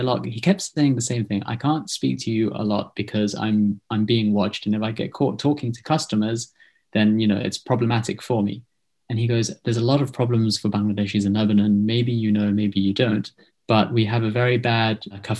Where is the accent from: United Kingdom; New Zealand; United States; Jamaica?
United Kingdom; accent: British; you can hear my accent now. It's very distinctly British